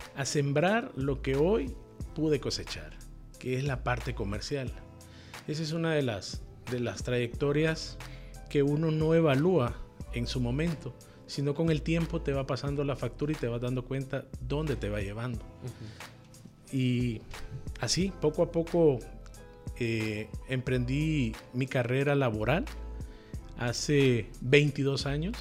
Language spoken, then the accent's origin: Spanish; Tegucigalpa, Francisco Morazán, Honduras; yo nací en Tegucigalpa eh, hace 44 años y formé mi familia y todo en, el casco urbano, en puro Tegucigalpa